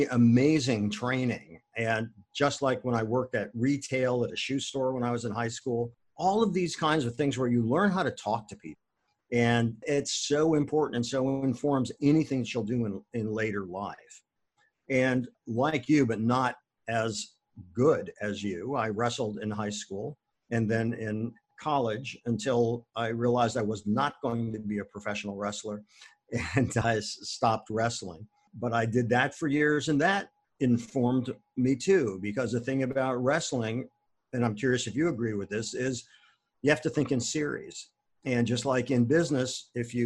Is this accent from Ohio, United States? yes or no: yes; Akron, Ohio, United States; I was born and raised in Akron, Ohio